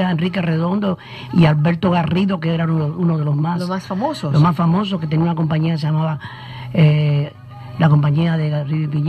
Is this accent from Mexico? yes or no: no; Cuba; moved away; Nací en Cuba hace algunos años ya, pues, y desde Cuba, pues, salí también